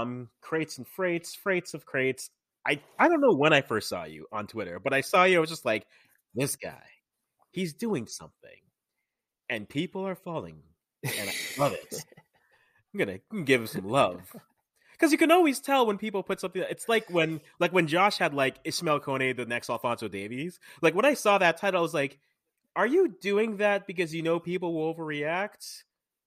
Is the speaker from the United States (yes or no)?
no; Canada; born there; I'm Ghanaian. Parents are Ghanaian. I was born here in Canada.